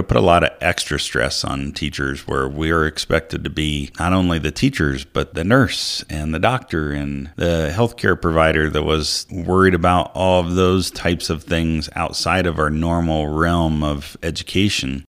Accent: Ohio, United States; moved away as an adult; also born or lived in Colorado Springs, Colorado / Brush, Colorado; now in Monte Vista, United States; I grew up in a small town in Ohio

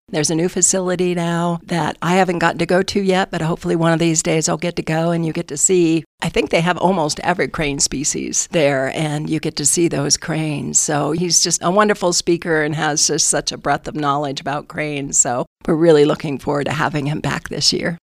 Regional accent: northern Colorado, United States; moved away as an adult; also born or lived in Wyoming / Denver, Colorado; now in San Luis Valley, United States; I was born in northern Colorado, but the hospital was in Wyoming, so I claimed dual citizenship, dual nativity

